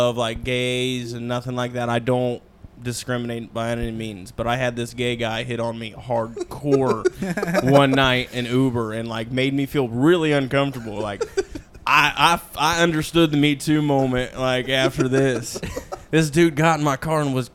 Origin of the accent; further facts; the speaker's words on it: West Milton, United States; this little country town called West Milton